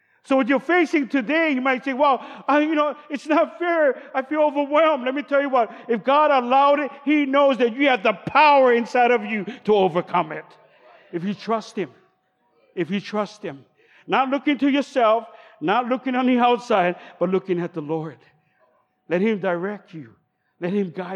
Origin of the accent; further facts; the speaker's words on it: Honolulu, Hawaii, United States; I grew up in Kalihi